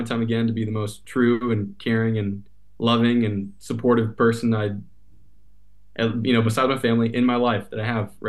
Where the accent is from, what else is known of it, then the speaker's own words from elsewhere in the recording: United States; accent: American; my American accent